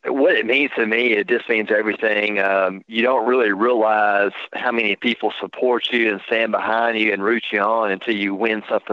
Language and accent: English; United States; I grew up on Caddo Lake